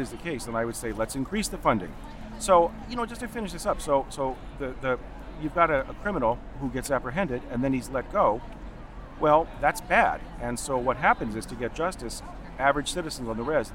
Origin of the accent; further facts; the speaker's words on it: United States; also born or lived in Denver, Colorado / Rosebud Indian Reservation, South Dakota; I grew up in Denver and on the Rosebud Indian Reservation.